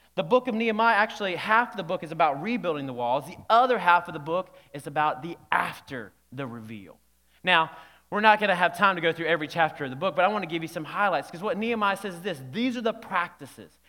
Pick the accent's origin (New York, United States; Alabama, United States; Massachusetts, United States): Alabama, United States; when I was young, growing up in Alabama